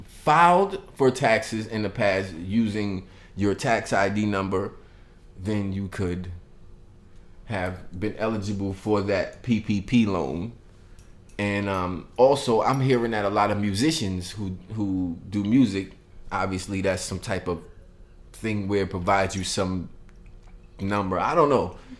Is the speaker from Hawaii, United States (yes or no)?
no; Brooklyn, New York, United States; also born or lived in Bronx; I'm saying I was born in the Bronx. Don't tell nobody, right? But I came to Brooklyn when I was real young, so that don't count.